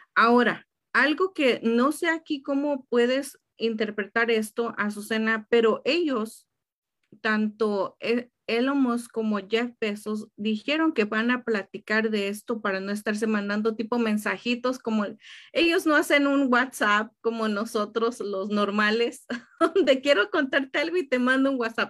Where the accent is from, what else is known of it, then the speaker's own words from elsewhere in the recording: Tenancingo, State of Mexico, Mexico; now in United States; fui de vacaciones a México, ahí a, a mi pueblito, Estado de México